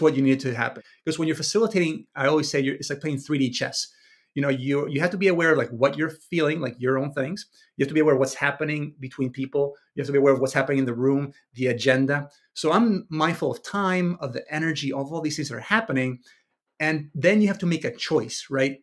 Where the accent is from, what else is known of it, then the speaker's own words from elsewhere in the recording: Venezuela; moved away; I was raised in Venezuela in the early, the early, the eighties and nineties